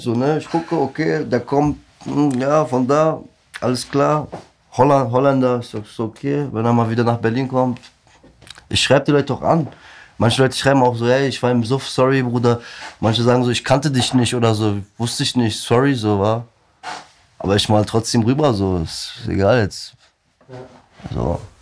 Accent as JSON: {"language": "German", "region": "Black Sea Region", "country": "Turkey", "moved": "yes", "said": "bei mir am Schwarzen Meer, wo ich herkomme aus der Türkei"}